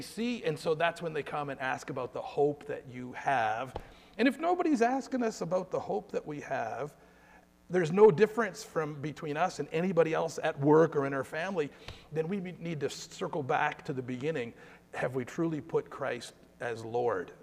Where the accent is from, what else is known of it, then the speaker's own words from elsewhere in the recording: Guelph, Ontario, Canada; I'm from Guelph, and my family and I live in Guelph